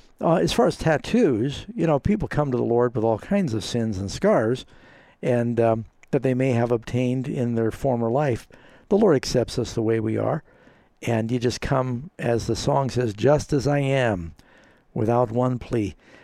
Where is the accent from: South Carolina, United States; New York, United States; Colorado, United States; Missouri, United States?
New York, United States; New York City; I grew up mostly in New York City. I was sent to many different boarding schools.